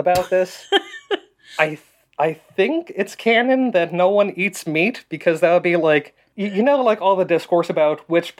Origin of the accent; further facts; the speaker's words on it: United States; So, I am an American, and I know that, like, you know, I grew up saying the Pledge of Allegiance every day